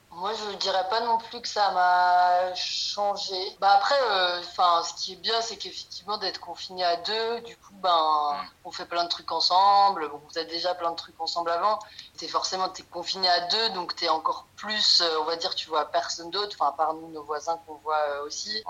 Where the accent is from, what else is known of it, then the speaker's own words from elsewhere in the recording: France; moved away as an adult; now in Apartadó, Colombia; on est français